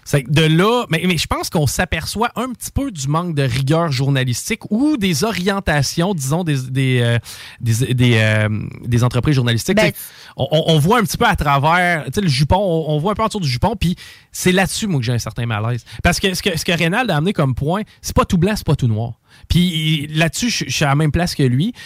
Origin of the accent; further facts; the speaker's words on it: Canada; en tant que Canadien